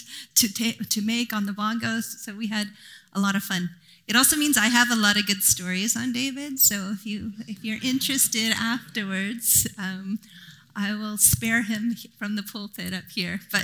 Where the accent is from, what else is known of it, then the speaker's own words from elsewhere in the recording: Japan; now in Vancouver, Canada; I grew up in Japan